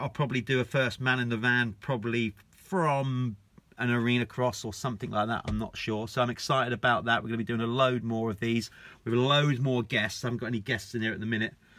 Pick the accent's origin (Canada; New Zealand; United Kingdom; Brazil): United Kingdom; us Brits